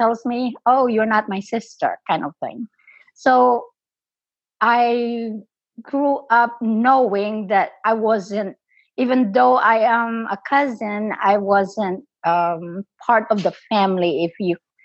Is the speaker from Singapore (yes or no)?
no; Philippines; moved away as an adult; now in United States; I'm an immigrant in this country. I was born in the Philippines. I came to this country when I was 27 years old